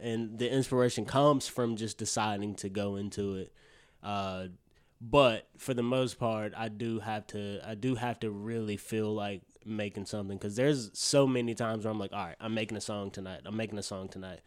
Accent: Birmingham, Alabama, United States; I'm from Alabama, Birmingham.

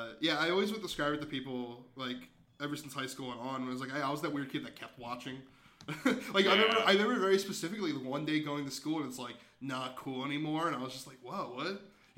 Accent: Philadelphia, Pennsylvania, United States; we're both from the Philly area

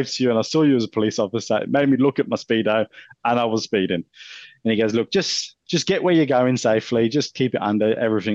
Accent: England, United Kingdom; accent: English; now in Australia; with an English accent

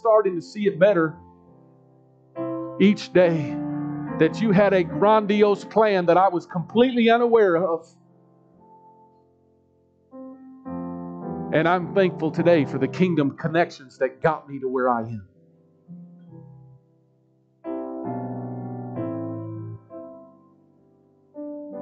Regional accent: United States; I grew up in Northeast. I was born at the osteopathic hospital, not too far from here

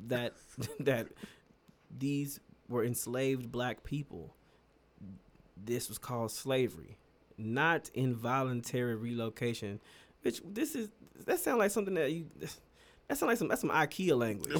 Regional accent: United States; I'm gonna say this as an American

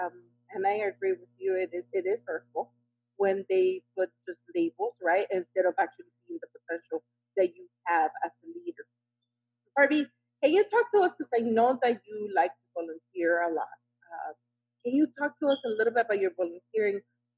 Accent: Miami, Florida, United States; I know, we are from Miami too, and I love Miami.

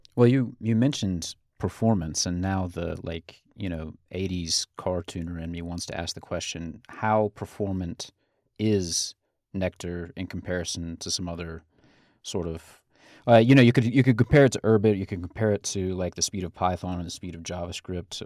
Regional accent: Georgia, United States; I'm from Georgia

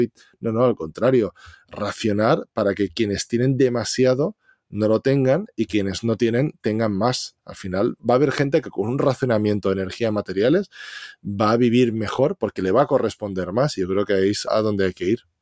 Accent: Valencia, Valencian Community, Spain; soy de Valencia

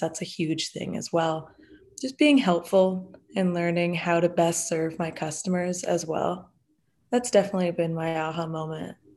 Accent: Delaware, United States; also born or lived in Massachusetts; I'm from Delaware, and I came to Drexel to study entrepreneurship

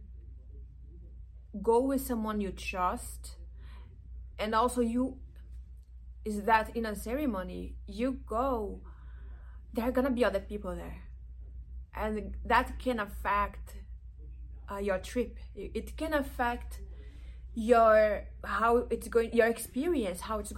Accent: Brazilian Amazon, Brazil; now in Los Angeles, United States; I am originally from the Brazilian Amazon

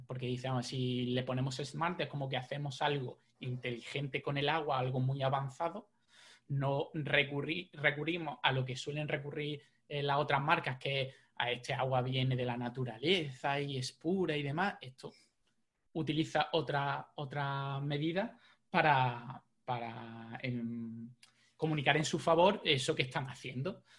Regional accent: Jaén, Andalusia, Spain; now in Málaga, Spain; yo soy de Jaén.

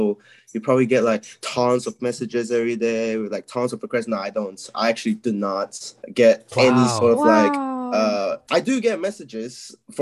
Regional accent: Malaysia; moved away as an adult; now in United Kingdom; I'm from Malaysia. I lived in Malaysia like almost all my life until I came here when I was like 18 or something.

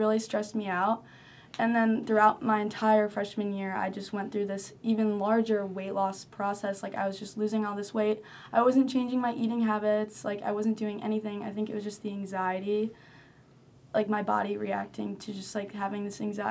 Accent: Chicago, Illinois, United States; moved away as an adult; now in North Carolina, United States; I'm from Chicago, and I'm a sophomore here at UNC.

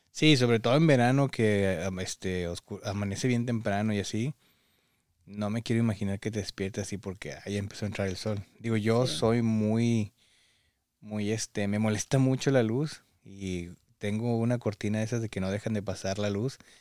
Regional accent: Mexico; now in United States; los que venimos de México

